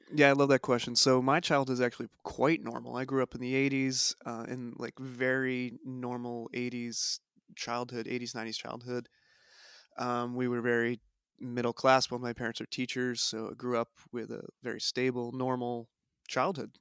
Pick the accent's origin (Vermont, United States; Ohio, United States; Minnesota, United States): Vermont, United States; White River Junction; also born or lived in Durham, North Carolina; I grew up in the White River Junction area